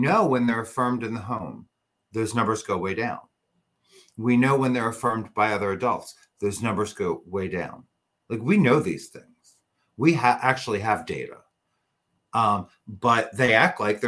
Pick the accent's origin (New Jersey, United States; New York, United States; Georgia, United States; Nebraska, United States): New Jersey, United States; where I grew up here in New Jersey was a small Republican town